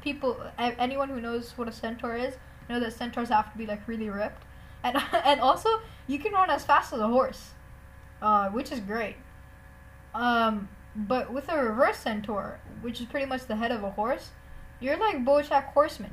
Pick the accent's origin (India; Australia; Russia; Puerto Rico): India; I'm an Indian